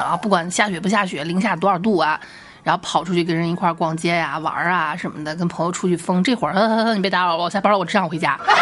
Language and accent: Chinese; Xi'an, Shaanxi, China; accent: Xi'an dialect; 在我们西安话叫丧眼